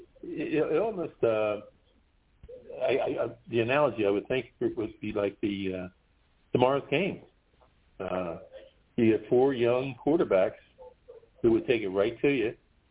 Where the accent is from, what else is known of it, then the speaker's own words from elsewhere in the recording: Philadelphia, Pennsylvania, United States; we are from Philadelphia.